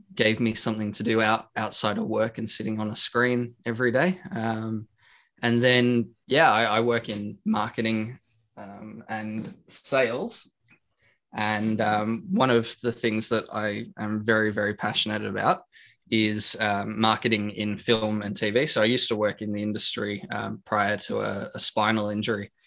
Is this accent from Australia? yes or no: yes; Australia; I'm from Australia, like yourself, born and raised, 27 years old